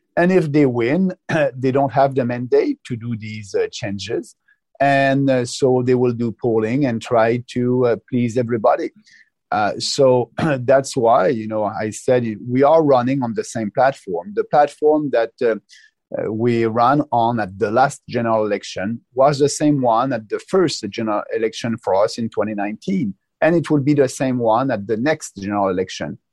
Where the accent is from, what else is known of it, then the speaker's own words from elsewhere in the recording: Quebec, Canada; I'm coming from Quebec